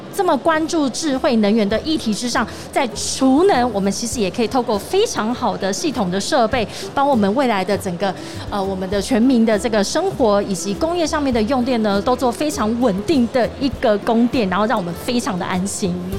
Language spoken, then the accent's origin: Chinese; Tainan, Taiwan; moved away; also born or lived in northern Taiwan; 我从北部回到台南